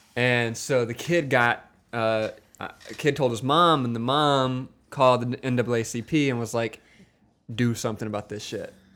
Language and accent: English; Wiggins, Mississippi, United States; I'm from Wiggins, Mississippi. It's a small town in Mississippi